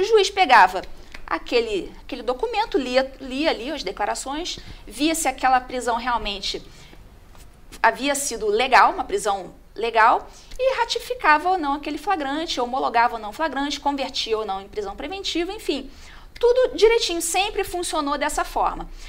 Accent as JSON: {"language": "Portuguese", "region": "Rio de Janeiro", "country": "Brazil", "moved": "as an adult", "lives_now": "Botelhos, Brazil", "said": "sou carioca"}